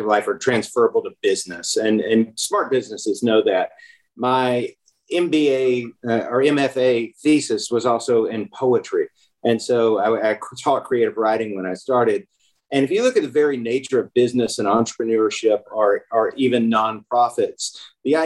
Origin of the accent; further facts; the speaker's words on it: Memphis, Tennessee, United States; also born or lived in Germantown, Tennessee; I grew up in Memphis and just loved it here.